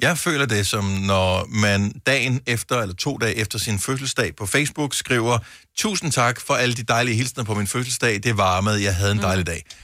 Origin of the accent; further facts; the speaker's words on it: Funen, Southern Denmark, Denmark; jeg er fra Fyn, så det flager.